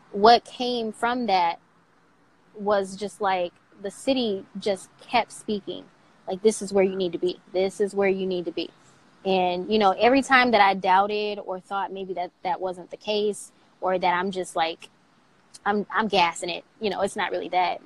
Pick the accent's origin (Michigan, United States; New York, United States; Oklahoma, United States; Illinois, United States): Michigan, United States; Saginaw; moved away as an adult; also born or lived in Fort Wayne, Indiana; now in Cincinnati, United States; Saginaw, Michigan is is my hometown